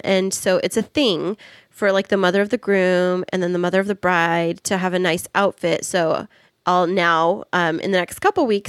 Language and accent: English; Kingsburg, California, United States; moved away; I am up in my hometown of Kingsburg, California, a little tiny Swedish village in Central California